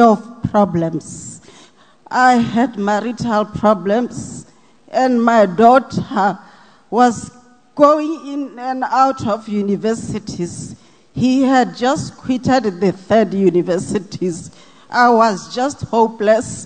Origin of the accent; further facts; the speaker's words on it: Botswana; from Botswana